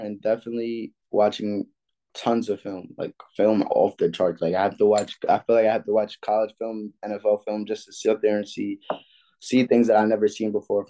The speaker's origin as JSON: {"language": "English", "town": "Atlanta", "region": "Georgia", "country": "United States", "said": "and like I'm kind of from Atlanta, so it kind of sticks with me."}